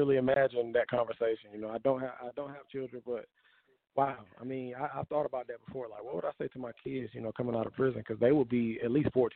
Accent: Durham, North Carolina, United States; I'm from Durham, born and raised in Durham

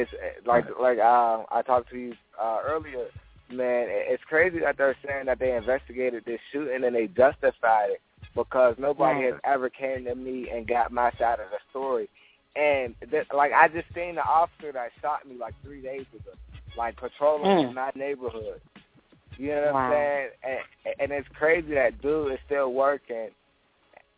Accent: Pittsburgh, Pennsylvania, United States; I'm from Pittsburgh, the east side of Pittsburgh

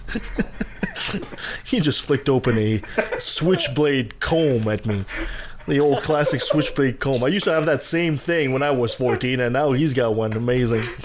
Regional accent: Canada; I'm French Canadian

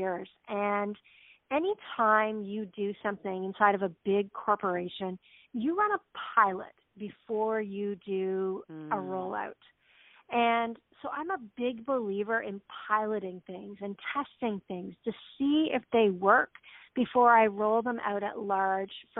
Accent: Canada; I grew up in Canada, and I was raised by a single mom

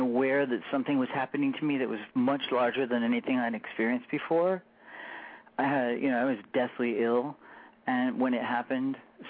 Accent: Michigan, United States; also born or lived in Florida / Colorado; essentially, I grew up in Michigan, and in between Michigan and Florida, and then my father moved us to Colorado because that was his dream world.

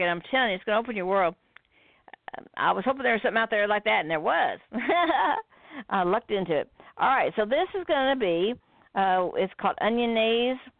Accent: United States; we're from America

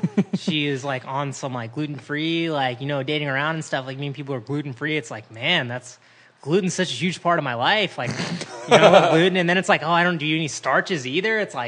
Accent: Columbia, South Carolina, United States; moved away; I grew up in Columbia, South Carolina.

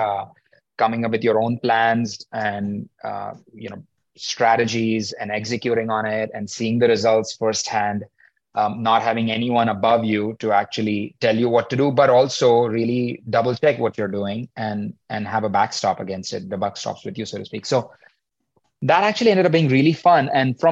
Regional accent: India; moved away as an adult; also born or lived in Mumbai, India / Atlanta, United States; now in New York, United States; I grew up in India, as you said, finished my undergrad back there, University of Mumbai, and came to the US

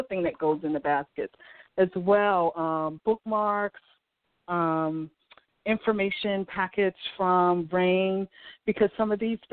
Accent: Boston, Massachusetts, United States; I grew up in Dorchester, Massachusetts, which is the inner city

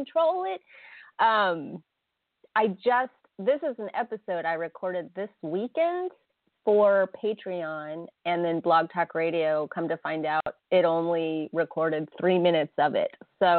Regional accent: United States; I grew up in America where, you know, Happy New Year is January 1st.

